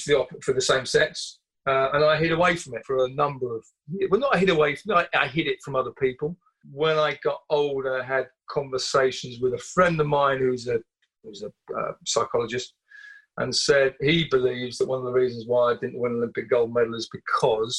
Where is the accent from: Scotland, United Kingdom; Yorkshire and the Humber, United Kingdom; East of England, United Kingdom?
East of England, United Kingdom; Southend-on-Sea; I grew up in Southend-on-Sea in Essex on the Thames Estuary